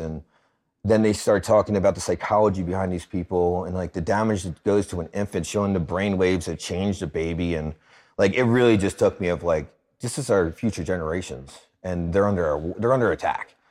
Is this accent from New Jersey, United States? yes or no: no; Philadelphia, Pennsylvania, United States; Born and raised in Philly